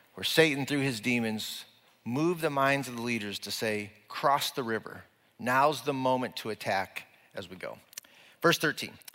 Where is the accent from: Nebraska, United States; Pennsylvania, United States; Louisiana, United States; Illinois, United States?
Nebraska, United States; we're from Nebraska